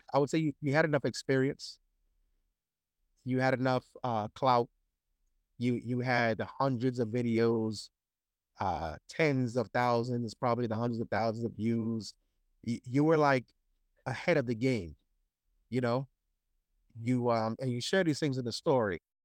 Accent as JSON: {"language": "English", "town": "Brooklyn", "region": "New York", "country": "United States", "said": "I'm from Brooklyn"}